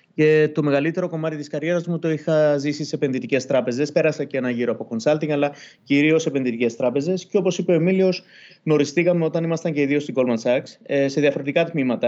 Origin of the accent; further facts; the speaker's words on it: Cyprus; also born or lived in London; now in Greece; επειδή είμαστε και δύο από Κύπρο